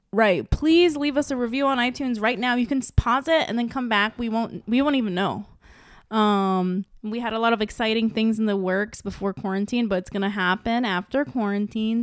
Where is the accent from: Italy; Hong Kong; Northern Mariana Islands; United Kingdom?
Northern Mariana Islands; Saipan; having being someone that grew up in Saipan